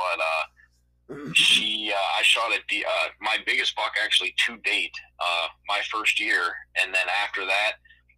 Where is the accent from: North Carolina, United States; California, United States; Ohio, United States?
Ohio, United States; Youngstown; I am from Youngstown, Ohio